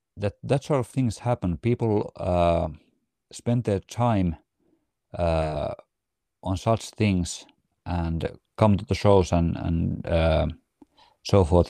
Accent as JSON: {"language": "English", "town": "Riihimäki", "region": "Kanta-Häme", "country": "Finland", "moved": "as an adult", "lives_now": "near Helsinki, Finland", "said": "we are originally from Riihimäki, which is, uh, kind of a one-hour drive north from Helsinki."}